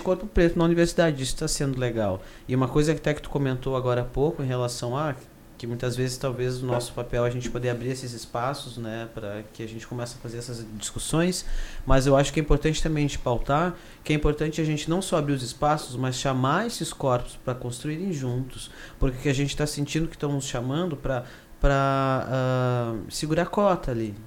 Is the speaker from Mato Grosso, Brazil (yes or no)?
no; Carazinho, Rio Grande do Sul, Brazil; now in Porto Alegre, Brazil; moro em Porto Alegre, mas sou do interior, sou de Carazinho